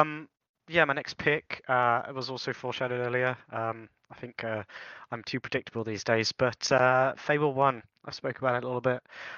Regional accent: England, United Kingdom; obviously being English.

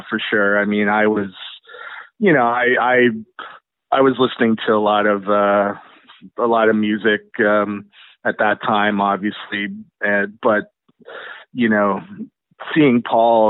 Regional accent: Kitchener, Ontario, Canada; we're both from Kitchener-Waterloo

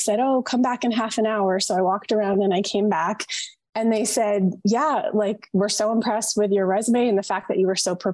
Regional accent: Vermont, United States; moved away; also born or lived in Massachusetts; I grew up in Vermont

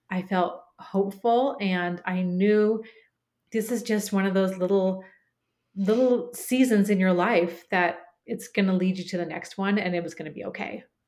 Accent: Portland, Oregon, United States; moved away as an adult; Cooper, my son, and I moved back to my hometown of Portland, Oregon.

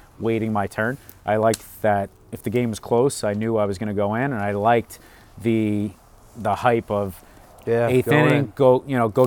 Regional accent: New York City, New York, United States; moved away; also born or lived in Manalapan, New Jersey; I grew up in Staten Island, playing ball there.

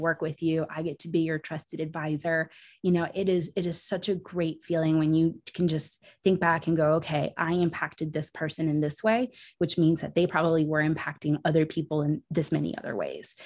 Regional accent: Puerto Rico; I was born in Puerto Rico

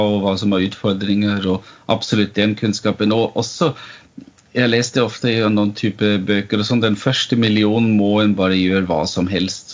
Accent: Vienna, Austria; Norwegian is a second language; moved away as an adult; also born or lived in Oslo, Norway; now in Stathelle, Norway; Jeg er født og oppvokst i Wien

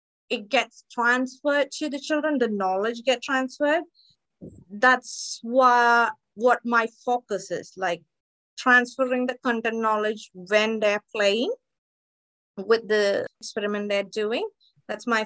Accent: India; moved away as an adult; now in Australia; I am originally from India. I moved to Australia in 2016 for my higher studies in education.

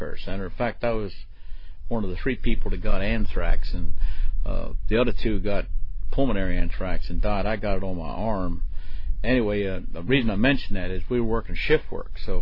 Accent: Maryland, United States; I was born and raised in Maryland

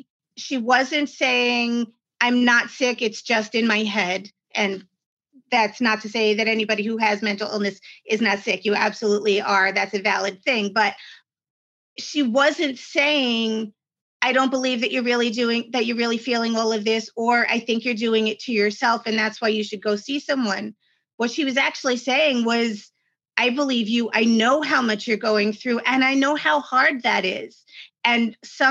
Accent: New York, United States; I'm from New York

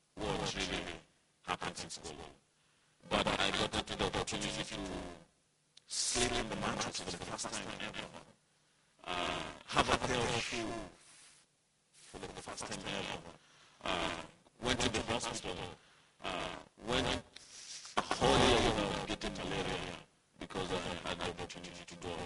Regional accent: Nairobi, Kenya; now in Orlando, United States; born and raised in Nairobi, Kenya.

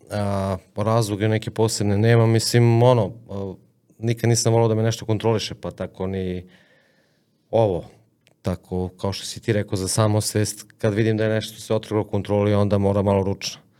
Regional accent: Serbia; ja želim da uhvatim ribu u Moravi, u mojoj reci

